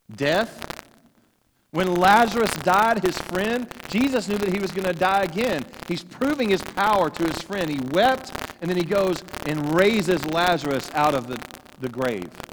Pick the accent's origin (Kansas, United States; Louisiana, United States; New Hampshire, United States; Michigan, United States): Louisiana, United States; I grew up in Louisiana